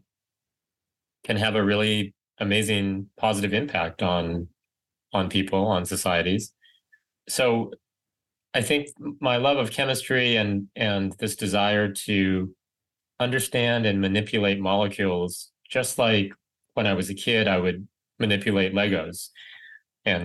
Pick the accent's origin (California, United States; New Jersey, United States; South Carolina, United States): California, United States; Riverside; moved away as an adult; I grew up in Riverside, California, suburb